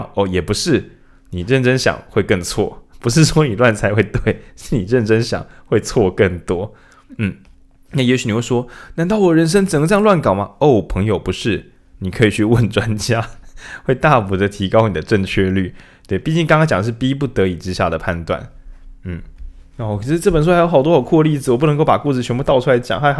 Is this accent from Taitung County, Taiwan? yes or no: no; Changhua County, Taiwan; 哇，你看这个油花，你看我们彰化人，这很明显，这个卤汁跟饭，是不是一又三分之一的浸透率？